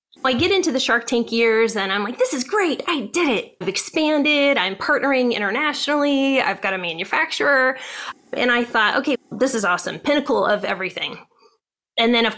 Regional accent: Ohio, United States; moved away as an adult; now in California, United States; I grew up in Ohio

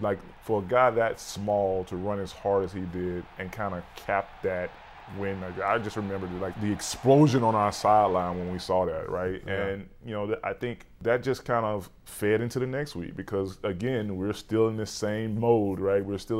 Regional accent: Alabama, United States; moved away as an adult; As a kid growing up in Alabama, I was not a Giants fan.

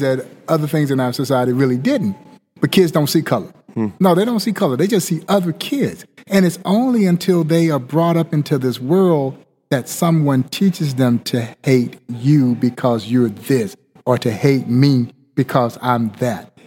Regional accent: Crawfordville, Georgia, United States; as a kid growing up in Crawfordville, Georgia

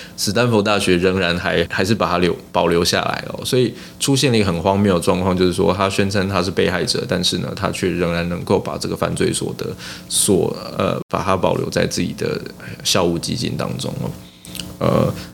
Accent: Taiwan; 我们台湾人

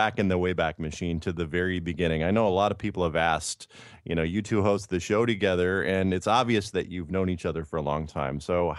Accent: Midwest, United States; I grew up in the Midwest as well.

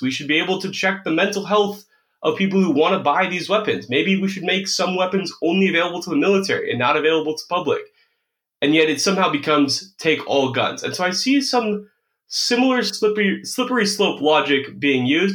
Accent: United States; I'm an American

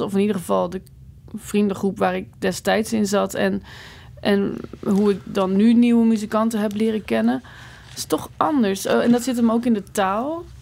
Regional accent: Netherlands; moved away as an adult; now in Belgium; als Nederlander in het begin, joh, oh, toen ik hier voor het eerst kwam

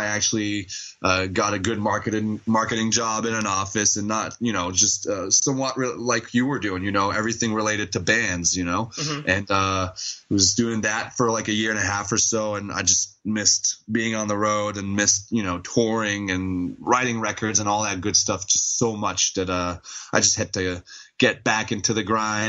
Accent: Montreal, Quebec, Canada; Well, Montreal mostly or around Montreal, but yes, we are all French Canadians from Montreal.

